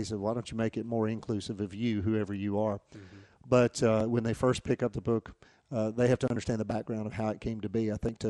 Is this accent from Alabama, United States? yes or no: yes; Atmore, Alabama, United States; I grew up